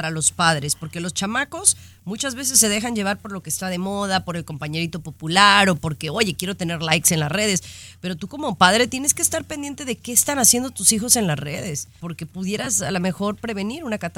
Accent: Guadalajara, Jalisco, Mexico; now in United States; ya que hablábamos de Guadalajara, de donde yo soy

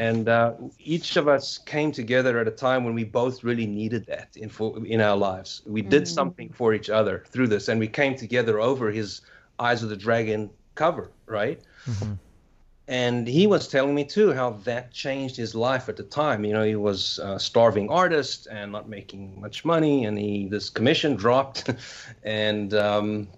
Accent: South Africa; moved away as an adult; I'm from South Africa, so I was still in South Africa at this time.

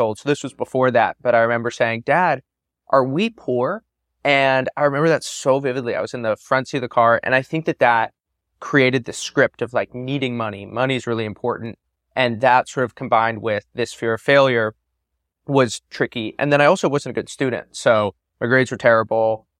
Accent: San Francisco, California, United States; Growing up in Silicon Valley during this time of a tremendous boom, I grew up in San Francisco, born in '94

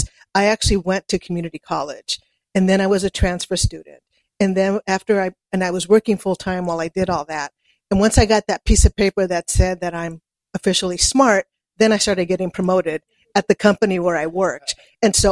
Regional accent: California, United States; also born or lived in Brownsville, Texas; I pretty much grew up in California

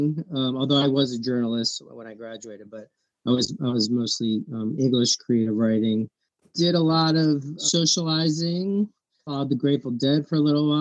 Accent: Philadelphia, Pennsylvania, United States; also born or lived in New York City / California; I was born in New York City and grew up in Philadelphia, right downtown

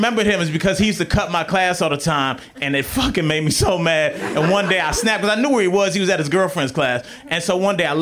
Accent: Cleveland, Ohio, United States; moved away; I went home to my hometown of Cleveland.

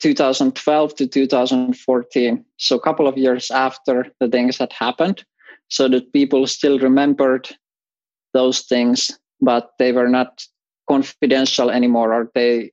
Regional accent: Finland; I grew up in Finland

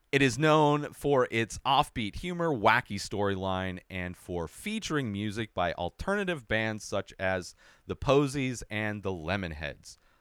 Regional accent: Southern California, United States; I grew up in Southern California

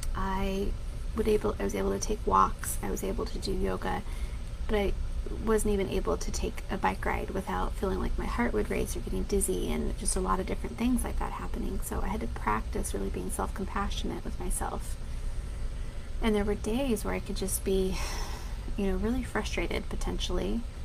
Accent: Denver, Colorado, United States; being that I'm from Denver, Colorado

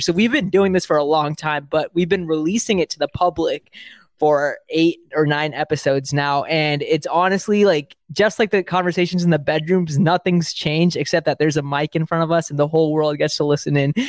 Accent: the Bay Area, California, United States; I'm from the Bay Area. I live in the Bay Area

